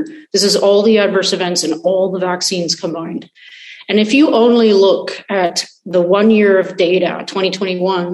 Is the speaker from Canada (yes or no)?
yes; Canada; moved away as an adult; now in Israel; I am a Canadian. So one day, you know, if things turn around, I hope to be able to repatriate